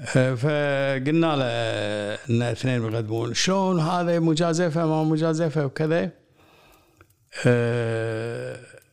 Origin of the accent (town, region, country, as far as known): Kuwait